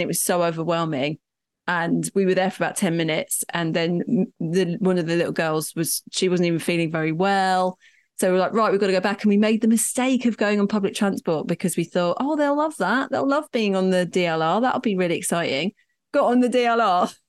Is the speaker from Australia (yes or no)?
no; London, United Kingdom; as a Londoner, like with little kids